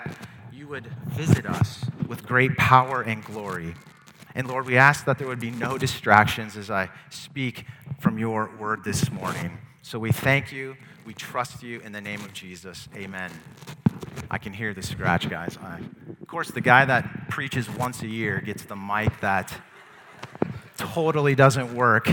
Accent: Detroit, Michigan, United States; the Pontiac Silverdome by where I grew up in Detroit.

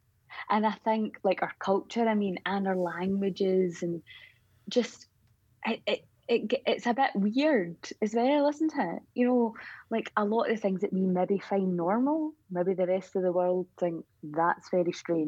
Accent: Scotland, United Kingdom; I don't know if this sounds silly me saying this because we obviously are Scottish, but the folk are generally very nice.

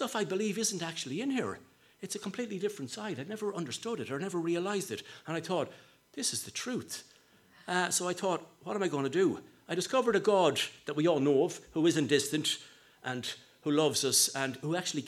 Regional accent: Sligo, Connacht, Ireland; I'm from Sligo

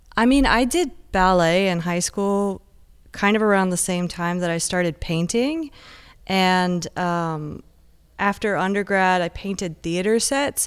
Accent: Encinitas, California, United States; moved away; also born or lived in San Diego / London; I was born, like, in Encinitas, grew up in Encinitas

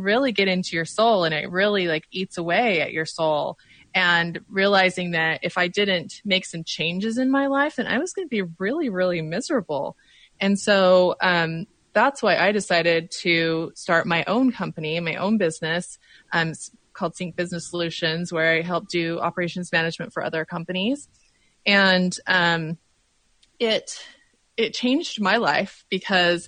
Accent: Utah, United States; moved away as an adult; now in Oregon, United States; I grew up in Utah, but I live in Oregon.

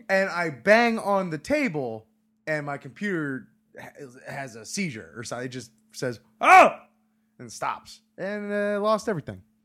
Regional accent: Hollywood, Florida, United States; my hometown of Hollywood, Florida

